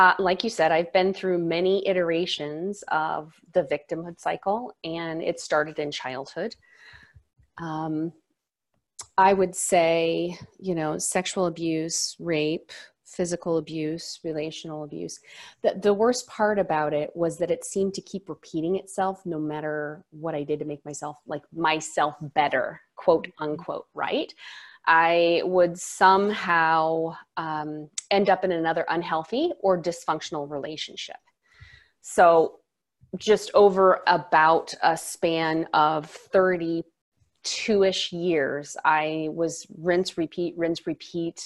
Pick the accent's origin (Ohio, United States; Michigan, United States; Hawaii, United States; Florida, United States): Hawaii, United States; Maui; now in Seattle, United States; I'm from Maui, but I'm Seattle based